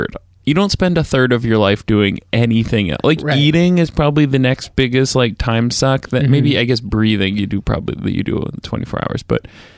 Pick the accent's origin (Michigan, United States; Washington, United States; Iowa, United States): Washington, United States; Seattle